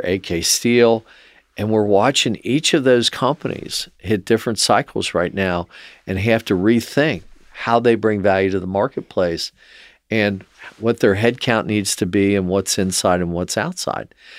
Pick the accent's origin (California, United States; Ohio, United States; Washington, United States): Ohio, United States; Cincinnati; growing up in Mount Lookout